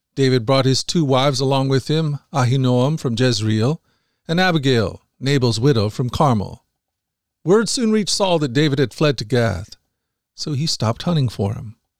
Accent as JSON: {"language": "English", "country": "Philippines", "moved": "yes", "lives_now": "Cambodia", "said": "I'm a Filipino missionary living in Cambodia"}